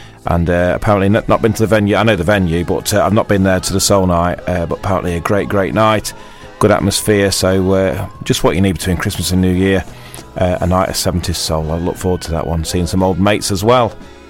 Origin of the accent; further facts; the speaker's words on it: Burton-on-Trent, West Midlands, United Kingdom; moved away; over there in my hometown of Burton-on-Trent.